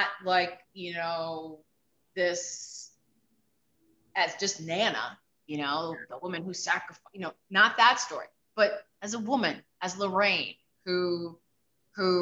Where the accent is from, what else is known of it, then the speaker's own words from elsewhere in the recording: New York City, New York, United States; I grew up in the South Bronx